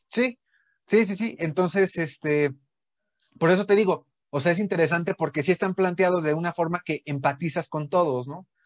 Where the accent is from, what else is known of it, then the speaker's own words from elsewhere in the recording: Mexico; por eso soy mexicano